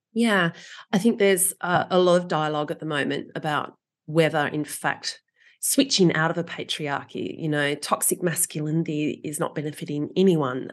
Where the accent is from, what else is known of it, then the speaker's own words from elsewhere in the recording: Australia; as an Australian